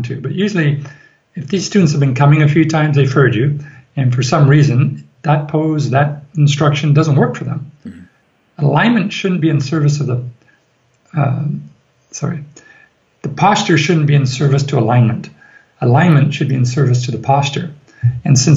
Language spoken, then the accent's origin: English; Ireland; we are from Ireland